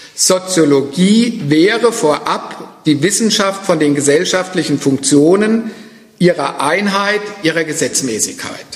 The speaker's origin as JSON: {"language": "German", "town": "Frankfurt am Main", "region": "Hesse", "country": "Germany", "said": "Ich komme ja aus Frankfurt"}